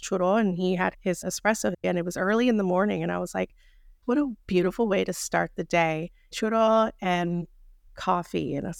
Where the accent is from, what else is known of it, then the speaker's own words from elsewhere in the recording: Texas, United States; also born or lived in Boston; I'm from Texas. This is the South. We like to talk.